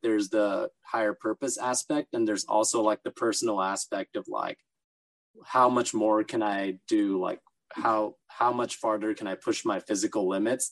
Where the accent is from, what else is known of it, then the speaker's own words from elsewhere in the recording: Los Angeles, California, United States; also born or lived in Orange County, California; i lived in los angeles for the first uh, 13 14 years of my life and then moved to Orange County in uh, high school